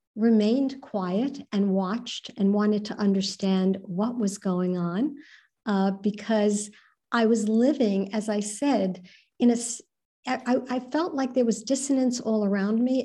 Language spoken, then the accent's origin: English; New York City, New York, United States; I was born in New York City unto Jewish Iranian parents